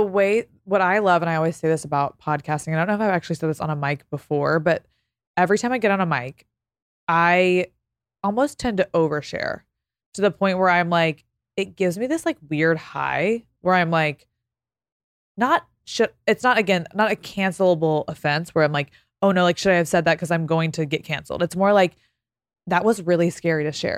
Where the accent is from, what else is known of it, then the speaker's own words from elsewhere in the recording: Texas, United States; moved away as an adult; now in Los Angeles, United States; I'm from Texas.